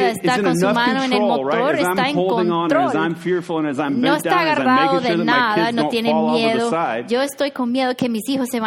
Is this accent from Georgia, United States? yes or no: yes; Georgia, United States; moved away; Crecí en Georgia